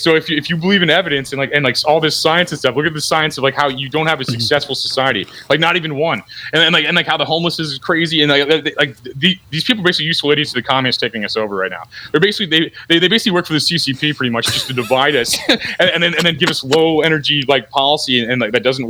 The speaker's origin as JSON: {"language": "English", "town": "O'Fallon", "region": "Missouri", "country": "United States", "tie": "born or raised there", "said": "I'm from O'Fallon originally."}